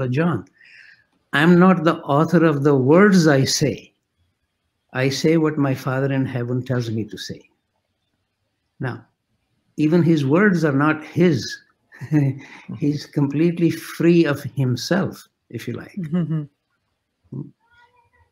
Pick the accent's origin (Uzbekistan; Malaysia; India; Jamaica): India; moved away as an adult; now in Canada; I was coming from India.